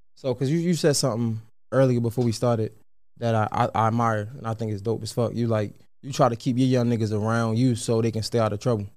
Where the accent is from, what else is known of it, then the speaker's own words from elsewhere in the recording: Baltimore, Maryland, United States; I was born in John's Hopkins. I was raised in McCullough Homes.